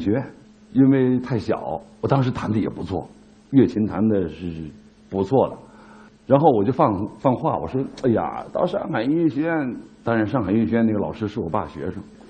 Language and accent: Chinese; China; 它有中庸的性格，这就是我们中国人的性格，这也是我们古人的智慧。